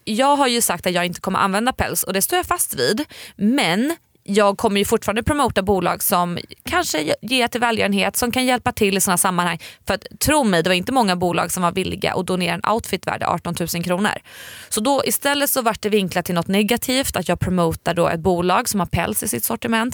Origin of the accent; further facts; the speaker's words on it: Sweden; vi svenskar